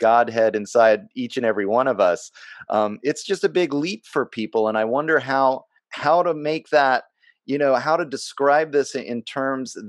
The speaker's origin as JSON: {"language": "English", "country": "United States", "tie": "born or raised there", "said": "I was raised here in the United States"}